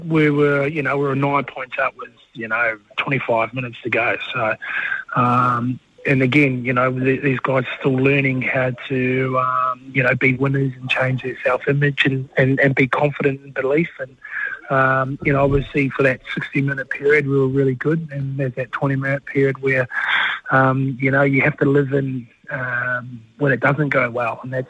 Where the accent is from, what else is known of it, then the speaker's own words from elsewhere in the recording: New Zealand; I'm the Kiwi